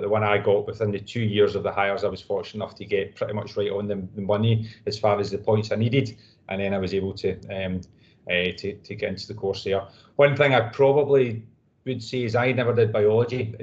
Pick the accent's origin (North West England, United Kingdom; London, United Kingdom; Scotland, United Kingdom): Scotland, United Kingdom; Glasgow; also born or lived in Northamptonshire; I'm from Glasgow, so I grew up in Glasgow and work in Glasgow as well there